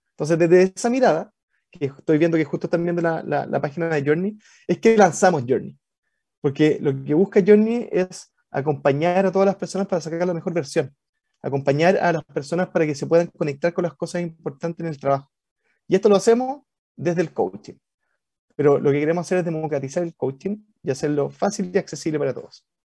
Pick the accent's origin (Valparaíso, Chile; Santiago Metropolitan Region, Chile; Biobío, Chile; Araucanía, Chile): Valparaíso, Chile; Yo, soy porteño, eh, de Valpo, guanderino.